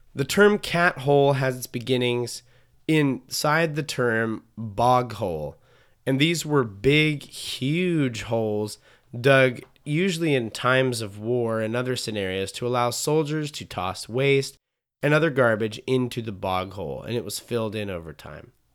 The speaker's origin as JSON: {"language": "English", "region": "Montana", "country": "United States", "tie": "born or raised there", "said": "I grew up in Montana, so it's like the prime spot for being in the wilderness"}